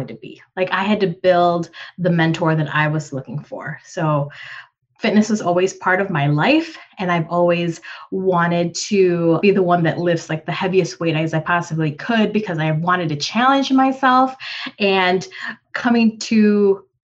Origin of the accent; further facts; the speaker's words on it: United States; also born or lived in Philippines; as a young girl and moving from the Philippines. I'm an immigrant, so from the Philippines to the US. So pretty much an Asian woman growing up in America